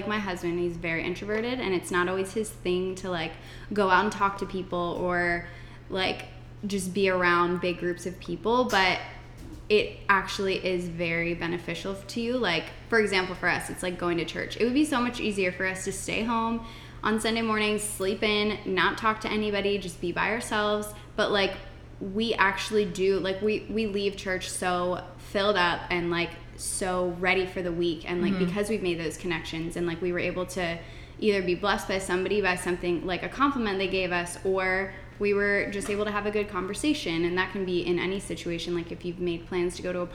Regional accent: Lancaster, Pennsylvania, United States; moved away; where I'm from, Pennsylvania, there's like Lancaster specifically, there's like a big Amish community. And I grew up around Amish my whole life

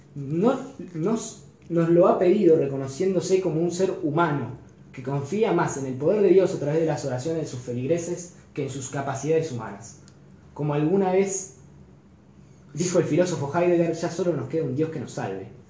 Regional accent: Argentina; como católico, como latinoamérico, latinoamericano y como argentino

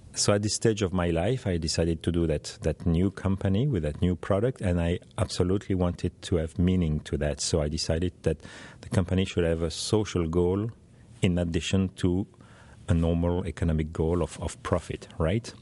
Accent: Belgium; I'm from Belgium in Europe

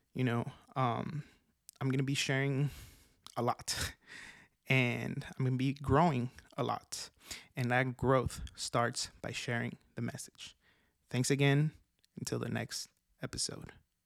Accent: Oaxaca, Mexico; I was born in Mexico, Oaxaca, Mexico

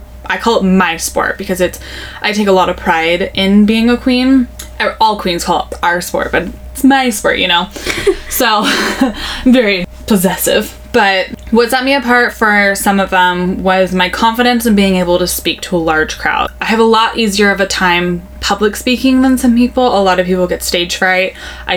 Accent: Novato, California, United States; also born or lived in Santa Rosa, California; growing up in Novato, Marin County

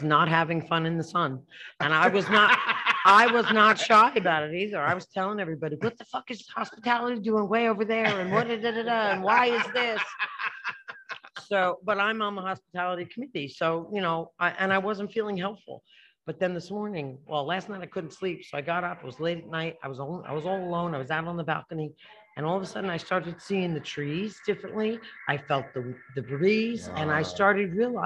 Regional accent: Passaic, New Jersey, United States; moved away; My peoples are the Passaic area in New Jersey

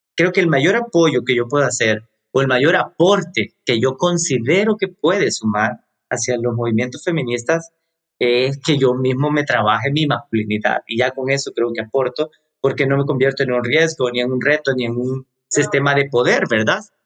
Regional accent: El Salvador; vivo en El Salvador, soy del Salvador

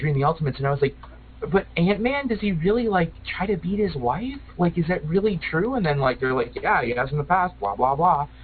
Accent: Midwest, United States; I'm I'm a tried and true Midwesterner.

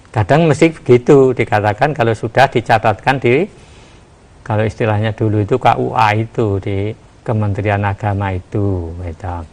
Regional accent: Java, Indonesia; apalagi kita sebagai orang Jawa itu sering-sering itu itu masalah

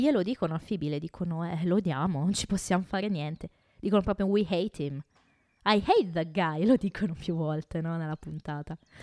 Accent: Italy; quello con le origini del nostro bel paese

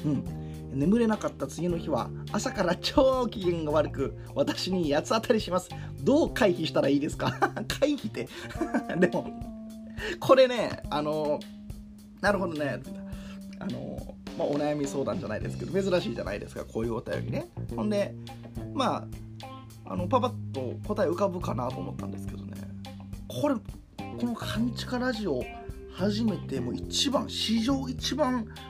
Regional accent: Kakogawa, Hyogo, Japan; moved away; 淡津という地域で自分は生まれ育ってます

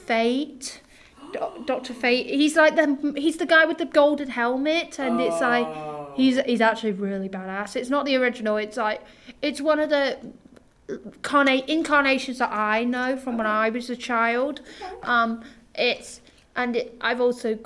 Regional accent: England, United Kingdom; I'm from England myself

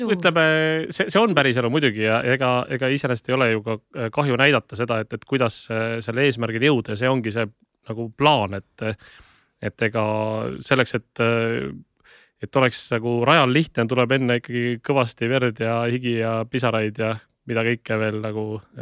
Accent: Tallinn, Harju County, Estonia; also born or lived in Tartu; ma elasin äh, lapsena Õismäel

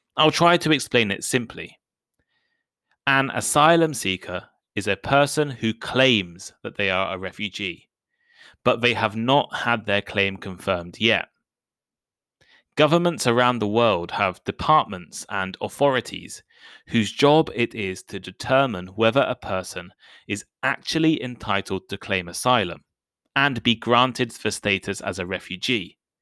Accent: United Kingdom; I'm British.

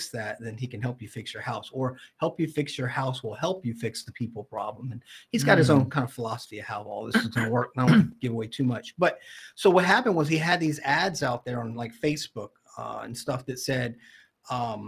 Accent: Jacksonville, Florida, United States; also born or lived in Orange Park, Florida; the house I grew up in Jacksonville

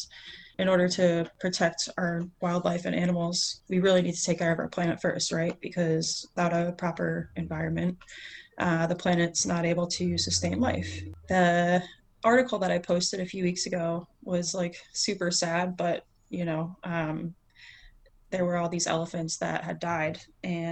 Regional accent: Pennsylvania, United States; I grew up in Pennsylvania in the mountains

